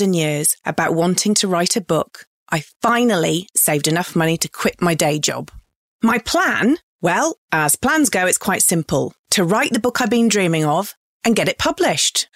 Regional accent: England, United Kingdom; moved away as an adult; now in Australia; I'm an English bird who has happily called Australia home since two thousand.

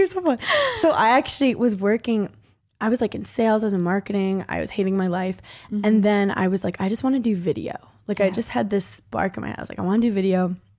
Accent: New York, United States; I grew up in New York.

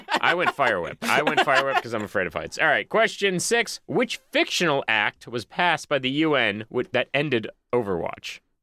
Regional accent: Boston, Massachusetts, United States; now in Los Angeles, United States; I'm from Boston

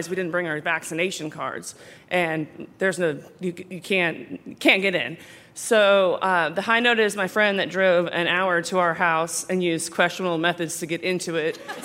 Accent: Houston, Texas, United States; I'm from Houston, Texas

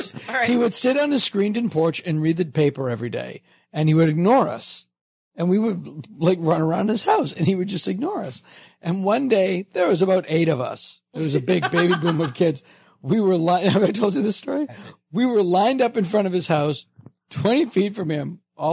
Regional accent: Massachusetts, United States; I grew up in Massachusetts.

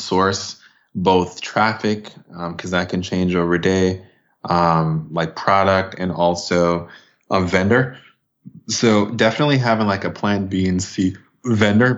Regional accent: Jamaica; I'm Jamaican and from the Caribbean

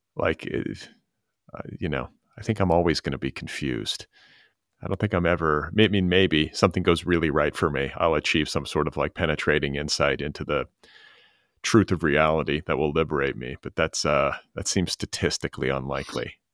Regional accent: Midwest, United States; also born or lived in Indiana; as a Midwesterner, because I was raised in the Midwest

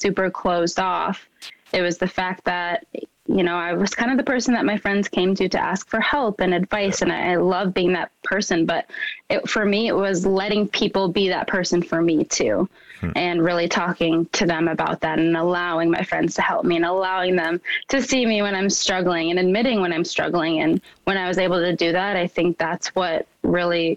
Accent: Minnesota, United States; growing up in Minnesota, I truly was the only person of color in a lot of my classrooms

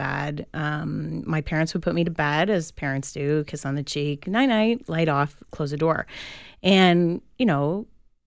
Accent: Toronto, Ontario, Canada; now in Durham, Canada; I was born in Toronto, and I actually passed my first ever house on Kingston Road

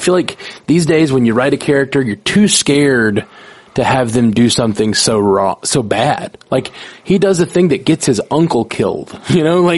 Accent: Alabama, United States; I grew up in Alabama

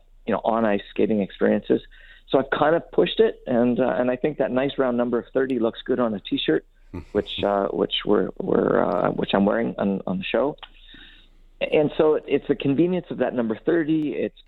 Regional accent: Caroline, Alberta, Canada; As a kid growing up in Caroline, Alberta

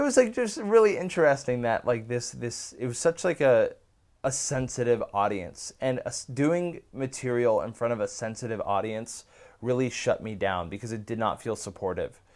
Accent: Bay Area, California, United States; moved away as an adult; I grew up in the Bay Area.

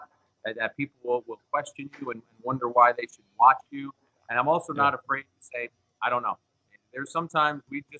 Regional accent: New Jersey, United States; I grew up in New Jersey

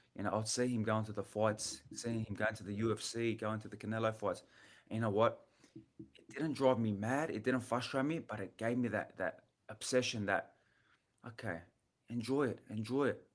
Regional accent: Australia; I'm from Australia

